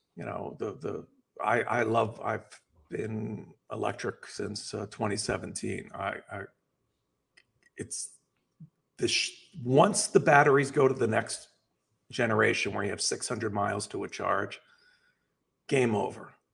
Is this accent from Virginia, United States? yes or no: no; Los Angeles, California, United States; I'm from Los Angeles